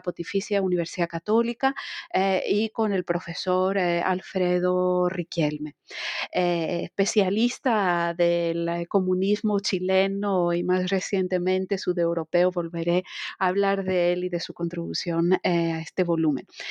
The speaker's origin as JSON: {"language": "Spanish", "country": "Greece", "also_born_or_lived": "France", "moved": "as an adult", "said": "empecé mis estudios de historia en Grecia, soy griega de nacionalidad"}